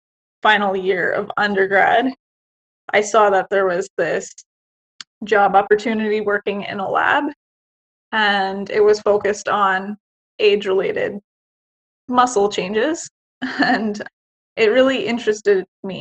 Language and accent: English; Canada; I'm Canadian